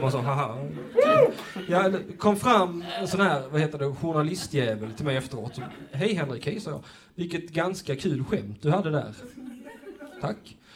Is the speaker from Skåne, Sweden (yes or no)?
yes; Lund, Skåne, Sweden; Jag är faktiskt själv från Lund